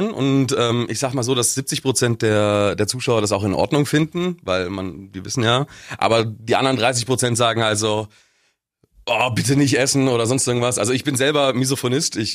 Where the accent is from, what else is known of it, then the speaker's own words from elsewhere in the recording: Augsburg, Bavaria, Germany; Äh, ich ich komme aus Augsburg.